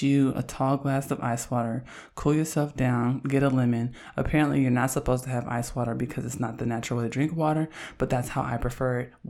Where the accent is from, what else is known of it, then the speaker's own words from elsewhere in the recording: Oakland, California, United States; I'm from Oakland, and I'm an androgynous Black lesbian feminist